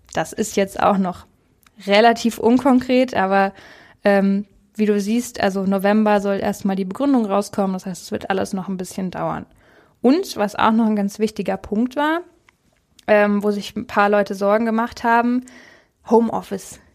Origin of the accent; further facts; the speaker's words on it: Germany; Bei uns in Deutschland